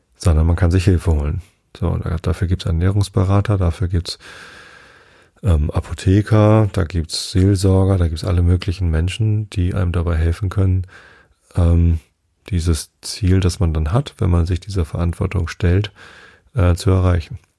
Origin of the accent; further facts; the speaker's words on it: Germany; als Deutscher